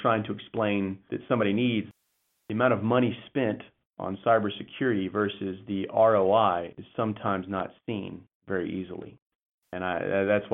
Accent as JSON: {"language": "English", "region": "Texas", "country": "United States", "said": "I'm a Texan boy"}